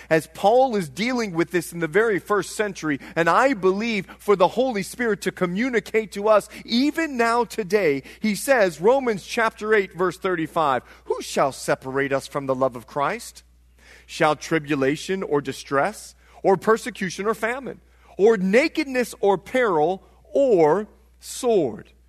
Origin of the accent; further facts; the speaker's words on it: Bahamas; moved away; I'm from the Bahamas